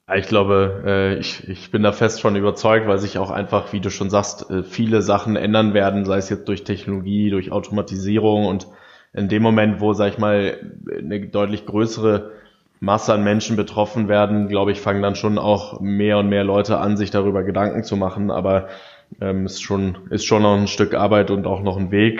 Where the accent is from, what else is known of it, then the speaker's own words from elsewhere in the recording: Germany; wir sind ja so als Deutsche